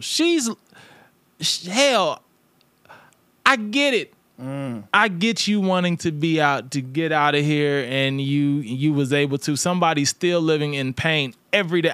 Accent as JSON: {"language": "English", "town": "St. Louis", "region": "Missouri", "country": "United States", "said": "I'm from St. Louis."}